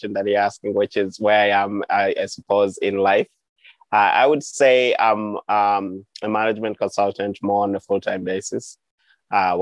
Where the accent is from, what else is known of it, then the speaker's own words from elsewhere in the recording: Uganda; moved away as an adult; also born or lived in Montezuma, New Mexico; now in United States; my own journey growing up in Uganda